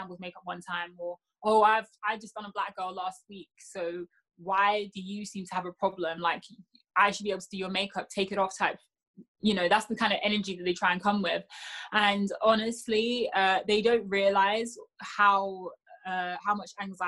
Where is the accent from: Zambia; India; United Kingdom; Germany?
United Kingdom; I'm British